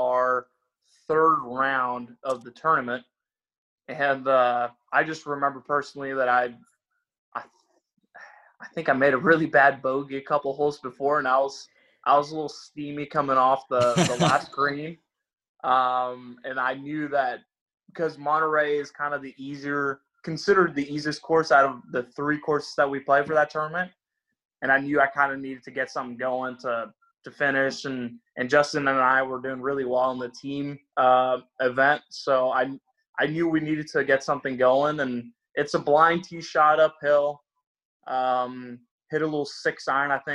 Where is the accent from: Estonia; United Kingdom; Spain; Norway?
Norway; moved away; I'm from Norway, so it's a little cooler. And I remember my first few years coming over here